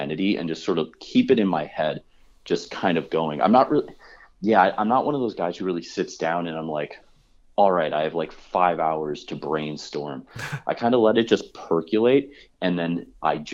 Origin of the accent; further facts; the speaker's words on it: Chicago, Illinois, United States; moved away; I'm from Chicago